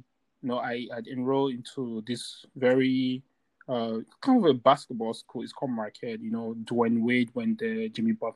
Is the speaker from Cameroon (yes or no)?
yes; Bamenda, Northwest Region, Cameroon; now in United States; I just left my home country, Cameroon.